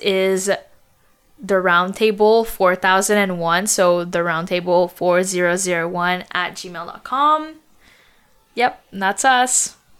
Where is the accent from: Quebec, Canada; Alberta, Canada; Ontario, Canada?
Quebec, Canada; Montreal; We were born in Montreal, but we grew up in the suburbs